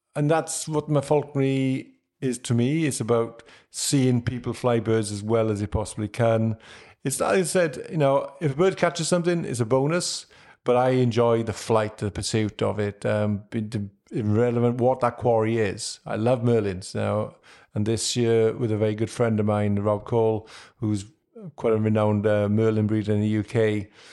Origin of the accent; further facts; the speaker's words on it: Wales, United Kingdom; being a Welshman.